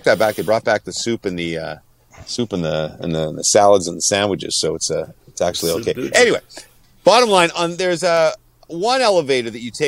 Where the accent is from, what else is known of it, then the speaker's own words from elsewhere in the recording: Ottawa, Ontario, Canada; moved away; flying to my hometown, the nation's capital